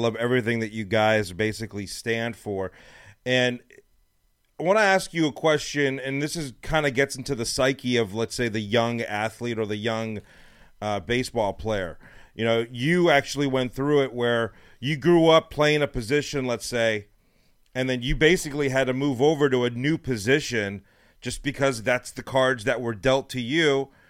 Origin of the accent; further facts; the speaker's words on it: Los Angeles, California, United States; now in Texas, United States; my 11-year-old, who's playing select ball here now in Texas, we're from Los Angeles, and we moved here not long ago